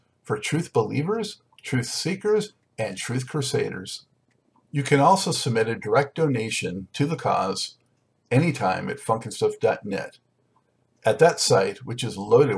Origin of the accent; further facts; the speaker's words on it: Los Angeles, California, United States; now in North Carolina, United States; I'm from Los Angeles originally. I'm out in North Carolina now